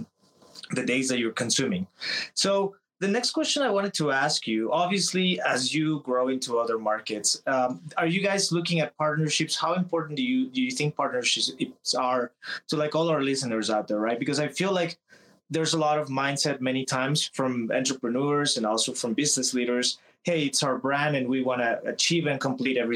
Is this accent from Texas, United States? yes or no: yes; Texas, United States; I'm from Texas, so when I was back at home